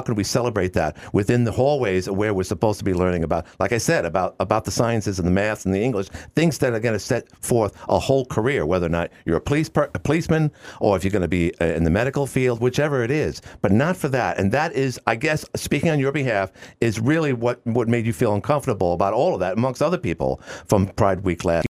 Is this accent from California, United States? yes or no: no; New York City, New York, United States; moved away; we're both from Queens